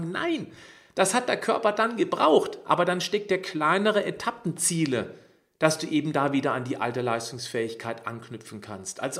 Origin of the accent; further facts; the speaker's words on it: Freiburg, Baden-Württemberg, Germany; Gott sei Dank hier in Freiburg, in, meinem, in meiner Heimatstadt.